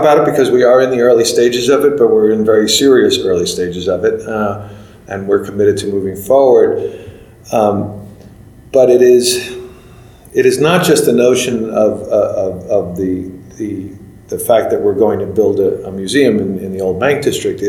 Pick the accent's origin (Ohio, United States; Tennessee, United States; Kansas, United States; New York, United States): New York, United States; now in Los Angeles, United States; my hometown, New York